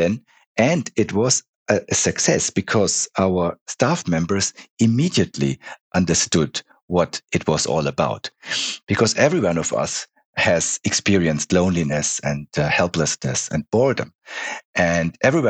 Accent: Munich, Bavaria, Germany; moved away as an adult; also born or lived in Switzerland; I was born in Munich 57 years ago.

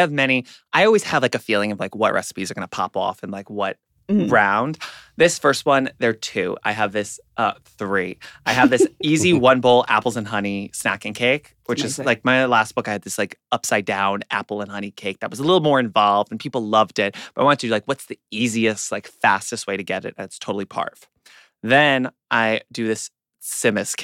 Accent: New York City, New York, United States; I grew up in Queens

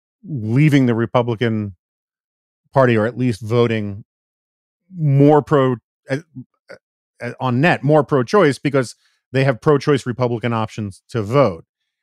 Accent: New York City, New York, United States; moved away; also born or lived in Washington, D.C.; I grew up in New York City, and I've lived in Washington, D.C.

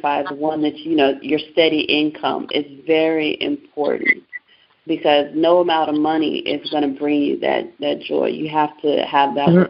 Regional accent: San Diego, California, United States; also born or lived in Baltimore, Maryland; now in Houston, United States; I was born and raised in San Diego, California

